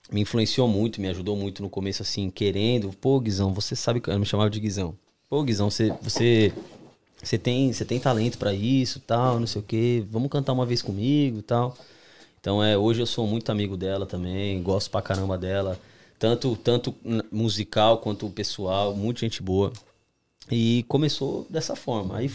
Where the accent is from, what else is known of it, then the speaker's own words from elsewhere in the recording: São Paulo, Brazil; Eu não, eu nunca conheço Minas, né? Eu nunca saí de São Paulo. Sou de São Paulo, capital, uhum.